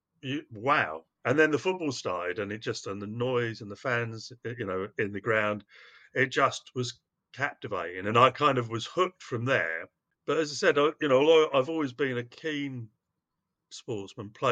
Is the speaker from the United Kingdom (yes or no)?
yes; London, United Kingdom; also born or lived in Cardiff / Cheam; I'm from Cardiff. I was born in Cardiff, and we moved to London when I was quite young for my dad's work